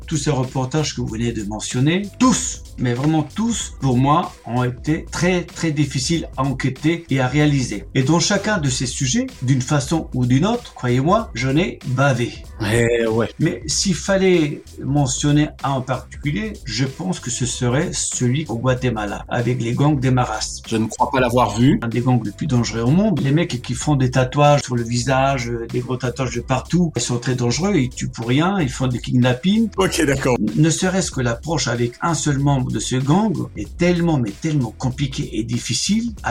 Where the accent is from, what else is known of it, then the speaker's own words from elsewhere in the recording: France; suis d'origine colombienne, même si je suis né en France.